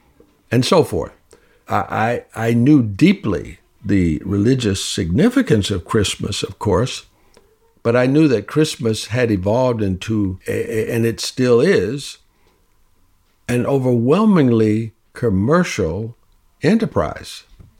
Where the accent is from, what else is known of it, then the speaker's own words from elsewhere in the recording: the Jim Crow South, United States; I grew up in the Jim Crow South